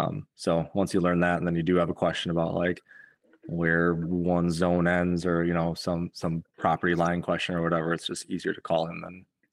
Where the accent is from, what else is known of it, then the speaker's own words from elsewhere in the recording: Waukesha, Wisconsin, United States; now in Iowa, United States; growing up in Waukesha, I never knew the wardens from fishing or hunting, but as soon as I moved over to Iowa